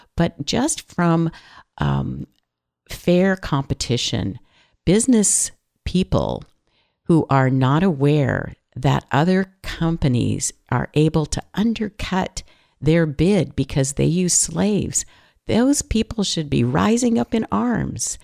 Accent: California, United States; I'm from California

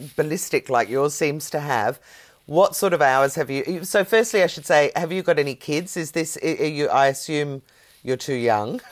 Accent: Ireland; now in Australia; I'm Irish. I love that. I was born, bred, and married there.

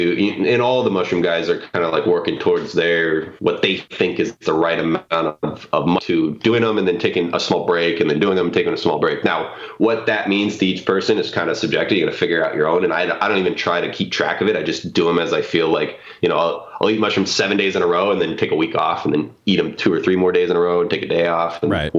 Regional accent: Tacoma, Washington, United States; I grew up in Tacoma in the suburbs

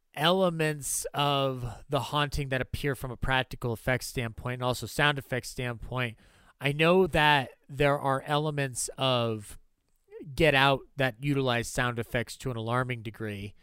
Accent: United States; I'm American

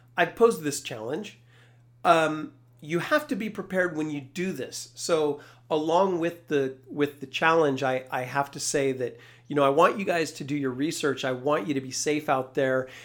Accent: Carlotta, California, United States; I grew up in a small town of three hundred sixty people, uh, Carlotta, California. That's way up in Northern California

